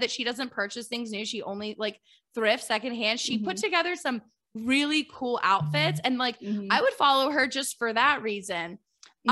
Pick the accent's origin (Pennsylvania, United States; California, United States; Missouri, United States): Pennsylvania, United States; Philadelphia; I'm from Philadelphia